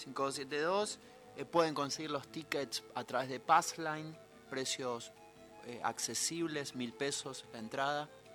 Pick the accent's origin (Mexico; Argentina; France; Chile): Argentina; Buenos Aires; estamos en Buenos Aires, ponele, acá, cerca del puerto, yo soy porteño